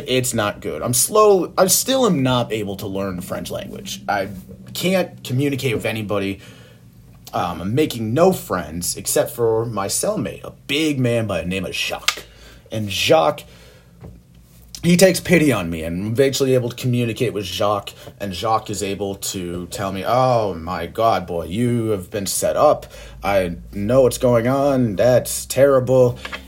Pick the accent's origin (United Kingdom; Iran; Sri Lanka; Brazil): United Kingdom; England; And they keep beating me over the head with fucking phone books because I'm English, calling me a redheaded English bastard.